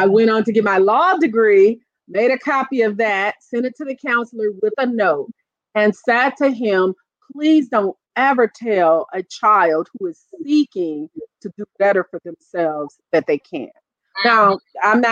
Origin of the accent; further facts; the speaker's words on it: Toledo, Ohio, United States; moved away as an adult; now in North Carolina, United States; I grew up in Toledo, and I was a teen mom